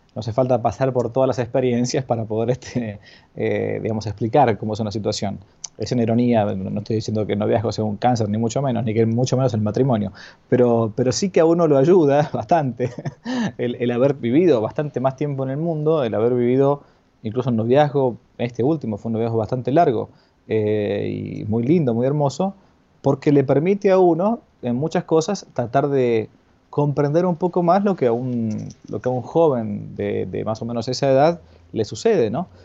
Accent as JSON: {"language": "Spanish", "country": "Argentina", "said": "yo estoy acá, en mi país, en Argentina"}